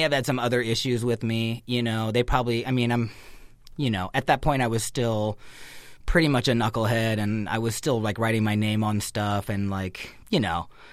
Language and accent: English; Northern California, United States; born or raised there